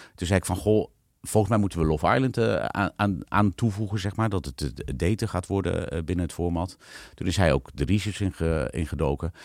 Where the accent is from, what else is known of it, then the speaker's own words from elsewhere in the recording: Netherlands; en ik zat daar dan als Hollander tussen